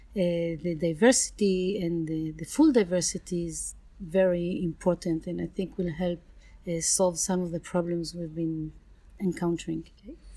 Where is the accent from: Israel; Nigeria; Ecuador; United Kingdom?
Israel; I come from Israel. I work at the ARO, Agricultural Research Organization in Israel